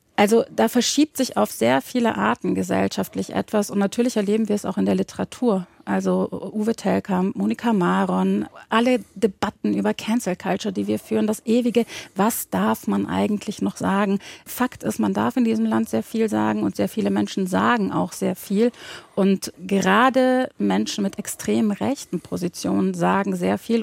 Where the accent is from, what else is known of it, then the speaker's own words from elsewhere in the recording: Baden-Württemberg, Germany; ich bin in Baden-Württemberg aufgewachsen